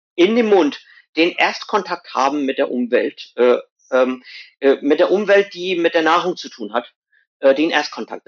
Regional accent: India; moved away; wo ich herkomme aus Indien

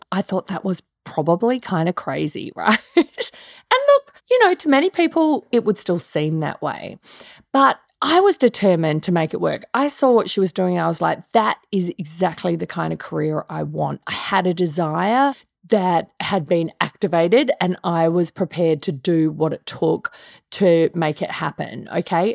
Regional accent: Australia; I'm Australian

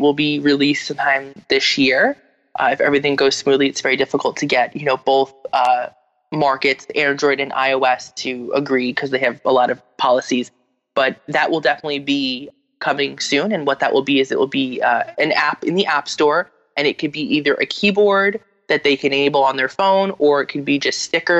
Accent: New Jersey, United States; from New Jersey

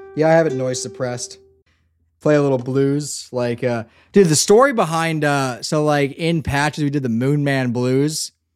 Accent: Northeast, United States; I'm from the Northeast too

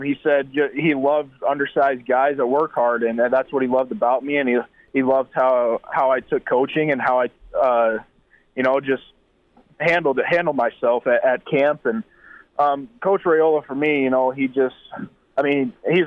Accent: South Dakota, United States; born or raised there

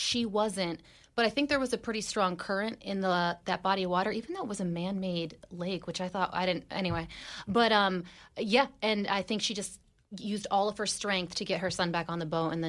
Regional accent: New Jersey, United States; I'm from New Jersey

